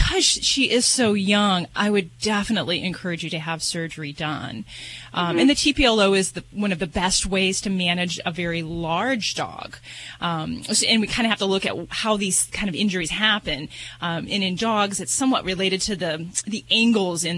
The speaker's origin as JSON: {"language": "English", "town": "Las Vegas", "region": "Nevada", "country": "United States", "said": "I'm from Vegas"}